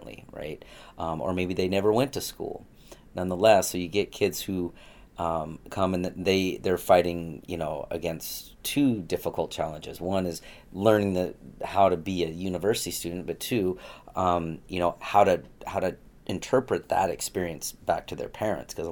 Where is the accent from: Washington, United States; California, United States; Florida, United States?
Washington, United States; Tri-Cities; also born or lived in Gig Harbor, Washington / Arizona; I actually lived in the Tri-Cities till I was 10. And then we moved in the mid-80s over to Gig Harbor, Washington